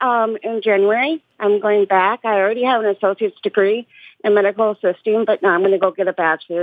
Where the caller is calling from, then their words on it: Big Lake, Minnesota, United States; I'm calling from Minnesota.